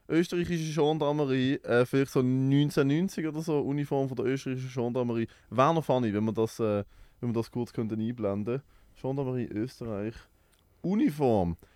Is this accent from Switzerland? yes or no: yes; Switzerland; Ich bin aus der Schweiz.